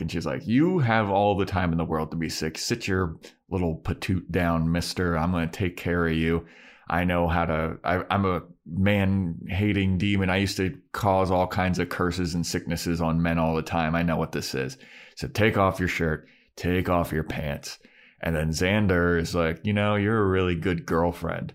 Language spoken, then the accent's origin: English; Baltimore, Maryland, United States; moved away; I'm from Baltimore